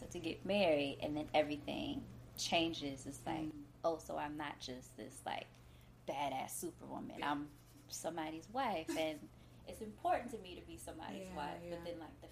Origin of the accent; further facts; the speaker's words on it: Detroit, Michigan, United States; I grew up really poor in Detroit